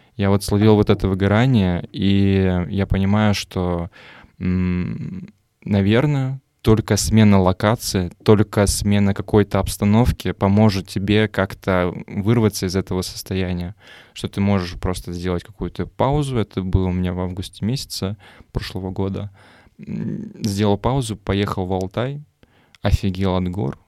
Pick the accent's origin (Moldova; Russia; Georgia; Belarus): Moldova; Я сам просто из Молдавии